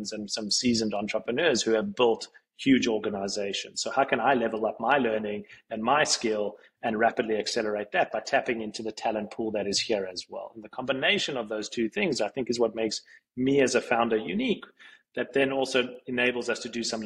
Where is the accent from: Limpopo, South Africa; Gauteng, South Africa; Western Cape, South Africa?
Gauteng, South Africa; Johannesburg; moved away as an adult; now in New York, United States; a kid growing up in Johannesburg, South Africa, who's into tech